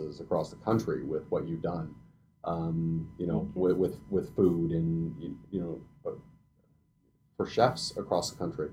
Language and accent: English; Canada; as Canadians and as Canadian chefs